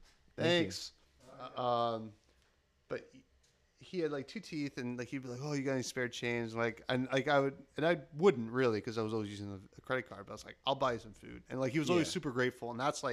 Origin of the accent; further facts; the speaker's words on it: New Jersey, United States; no, I'm from South Jersey.